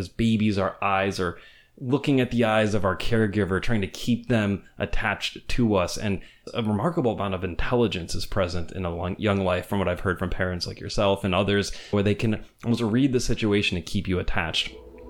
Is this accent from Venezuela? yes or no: yes; Venezuela; So I grew up in Venezuela, and my parents raised me there, despite the fact that I'm an American.